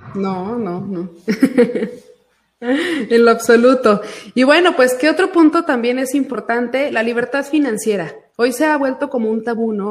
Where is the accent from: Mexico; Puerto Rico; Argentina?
Mexico; Aguascalientes; soy nacida aquí en Aguascalientes, vivo aquí en Aguascalientes